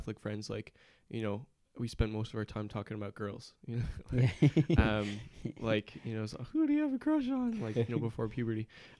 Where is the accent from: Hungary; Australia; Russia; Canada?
Canada; now in Ireland; I'm originally from Canada, living in Ireland now.